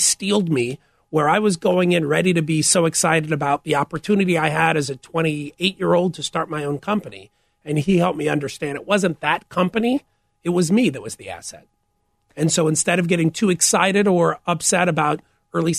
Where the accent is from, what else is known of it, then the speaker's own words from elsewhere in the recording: St. Louis, Missouri, United States; moved away as an adult; also born or lived in former Soviet Union; now in Chicago, United States; I grew up in St. Louis